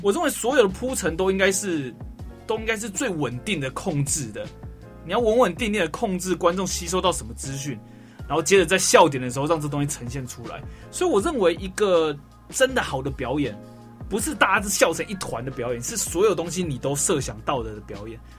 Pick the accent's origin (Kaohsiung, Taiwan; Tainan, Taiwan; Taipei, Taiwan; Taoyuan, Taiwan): Taoyuan, Taiwan; 我是桃园人